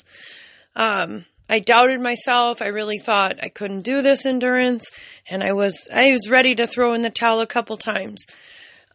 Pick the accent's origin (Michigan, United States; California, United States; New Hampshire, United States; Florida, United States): California, United States; now in Minnesota, United States; I am from California